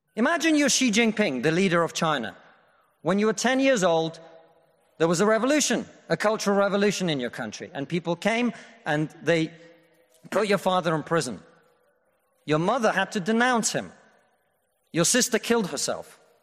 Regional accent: Russia; now in United Kingdom; I come from Russia, which is not a poor country, it's a middle-income country.

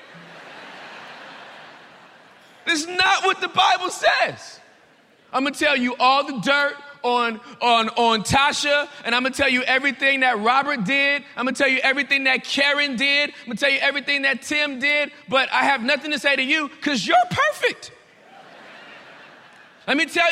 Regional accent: Pretoria, Gauteng, South Africa; We are from Pretoria

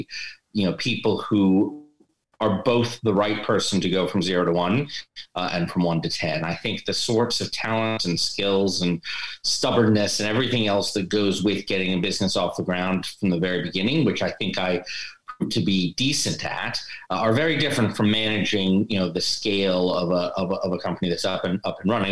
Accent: United States; moved away as an adult; also born or lived in New York; now in London, United Kingdom; I am an American transplant in London. I've lived here about 15 years.

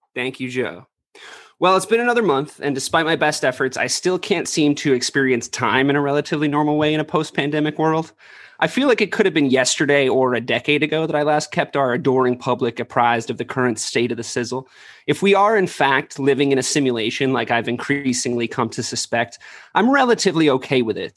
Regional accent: Ireland; now in United States; I'm an Irish immigrant

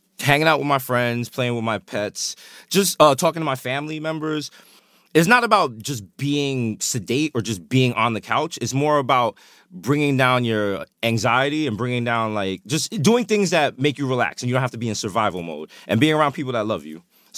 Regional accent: New York, United States; I have literally had every possible job you can have as a New Yorker.

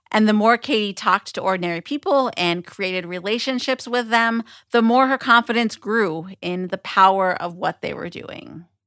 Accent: Pennsylvania, United States; my home state of Pennsylvania

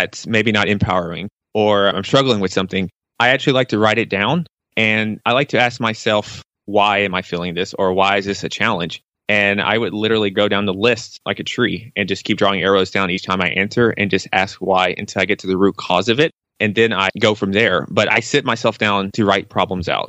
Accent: Nashville, Tennessee, United States; I'm born and raised in Nashville, Tennessee

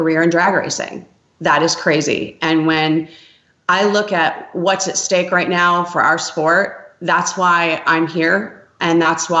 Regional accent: Grand Rapids, Michigan, United States; moved away; also born or lived in Los Angeles; I'm from Grand Rapids, Michigan

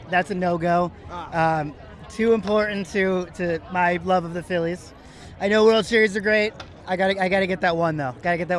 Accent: West Chester, Pennsylvania, United States; I'm originally from the area. I don't want to say I'm from Philadelphia because I'm from the suburbs, Westchester.

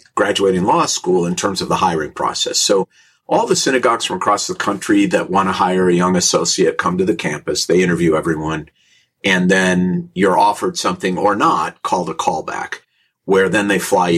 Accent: St. Louis Park, Minnesota, United States; I grew up in St. Louis Park, Minnesota

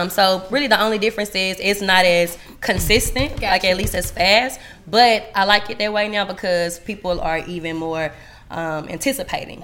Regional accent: DeSoto, Texas, United States; also born or lived in Garland, Texas; I grew up there basically my whole life

